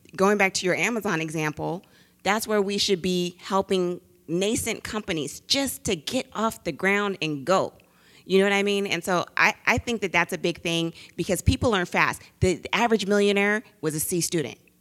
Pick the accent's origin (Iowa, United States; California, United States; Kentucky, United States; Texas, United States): California, United States; the Bay Area; I'm from the Bay